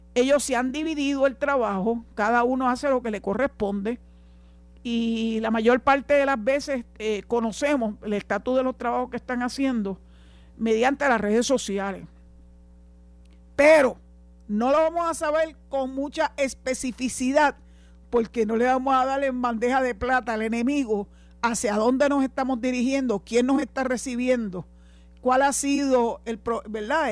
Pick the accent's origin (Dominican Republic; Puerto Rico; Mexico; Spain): Puerto Rico; nosotros, los ciudadanos, de, los, los residentes de Puerto Rico